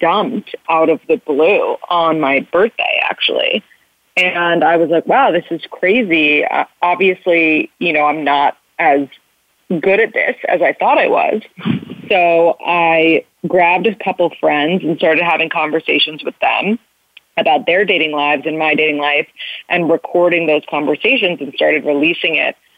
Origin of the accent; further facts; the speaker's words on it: New York City, New York, United States; I am 30 and I'm from New York City